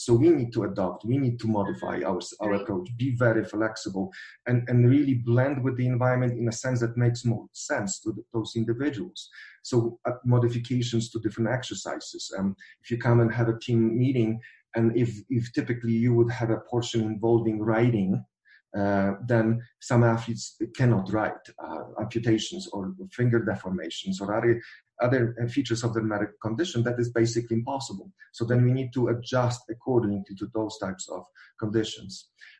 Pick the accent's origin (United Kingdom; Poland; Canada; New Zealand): Poland; moved away; I'm coming from Polish background